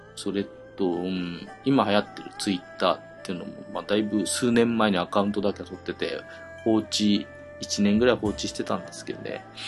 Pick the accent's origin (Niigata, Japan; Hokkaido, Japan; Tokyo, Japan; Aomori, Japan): Tokyo, Japan; 勤務地が高崎、群馬県の高崎からね、地元東京に変わりまして、戻ってきました